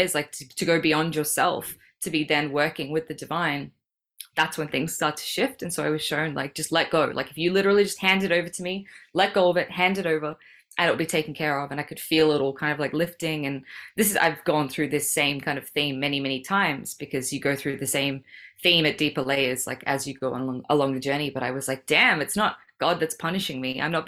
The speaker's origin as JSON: {"language": "English", "town": "Sydney", "region": "New South Wales", "country": "Australia", "tie": "born or raised there", "also_born_or_lived": "Melbourne, Australia", "moved": "as an adult", "lives_now": "Bali, Indonesia", "said": "I was born in Sydney. My parents are in Sydney"}